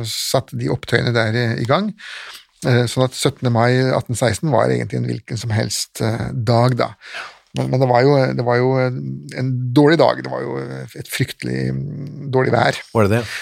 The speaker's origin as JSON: {"language": "Norwegian", "region": "Østfold", "country": "Norway", "tie": "born or raised there", "said": "Ja, jeg født og oppvokst i Østfold."}